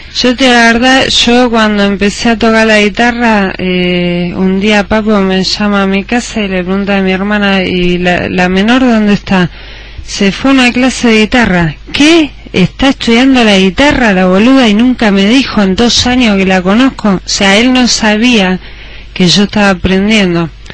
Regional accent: Argentina; moved away as an adult; also born or lived in Chicago, United States; siendo argentino, estando acá

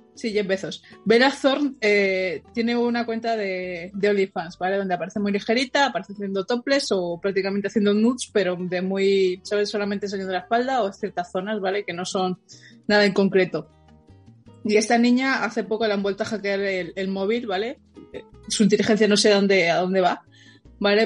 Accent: Madrid, Community of Madrid, Spain; Los madrileños siempre decimos aquí en Madrid cuando estamos en otro sitio

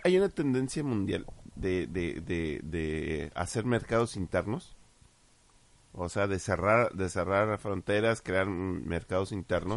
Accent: Mexico; como mexicanos

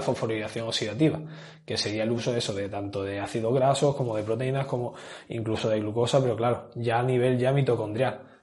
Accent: Granada, Andalusia, Spain; soy de Granada

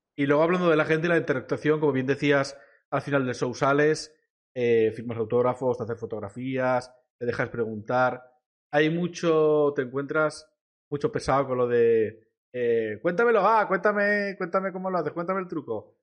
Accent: Vila-real, Valencian Community, Spain; soy como decía de Villarreal

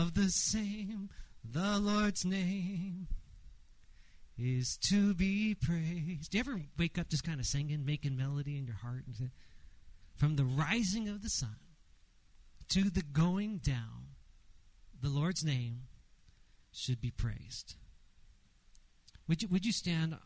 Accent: Los Angeles, California, United States; I grew up in Los Angeles, went to Dodger Stadium

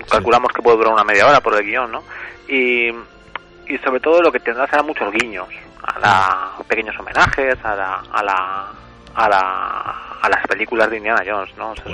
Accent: Valdepeñas, Castilla-La Mancha, Spain; moved away as an adult; now in Tarragona, Spain; Vivo en Tarragona, pero soy de Valdepeñas, de Ciudad Real.

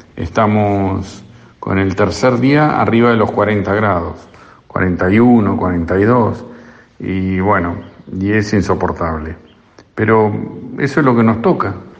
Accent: Argentina; De no haber sido argentinos

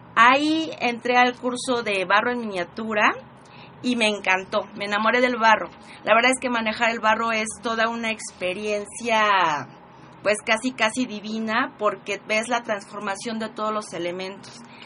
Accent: Puebla, Mexico; orgullosamente poblana.

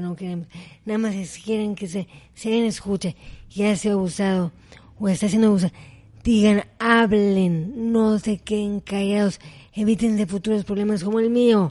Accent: Mexico; fui la primera mexicana en competir en esa competencia

